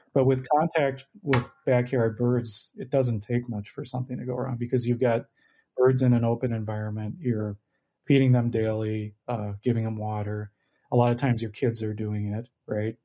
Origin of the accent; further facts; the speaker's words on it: Minnesota, United States; moved away as an adult; also born or lived in North Dakota; I grew up in Minnesota and would love to come home.